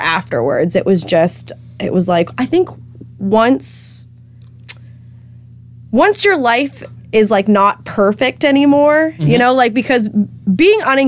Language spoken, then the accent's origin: English; Lakeville, Massachusetts, United States; moved away as an adult; also born or lived in Nashville, Tennessee; I'm originally from Lakeville